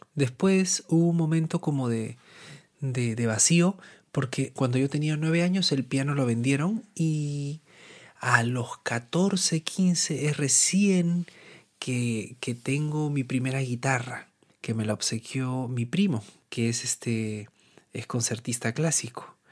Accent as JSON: {"language": "Spanish", "region": "Lima", "country": "Peru", "tie": "born or raised there", "moved": "as an adult", "lives_now": "Barcelona, Spain", "said": "yo nací en Lima, en la costa eh, peruana, la capital"}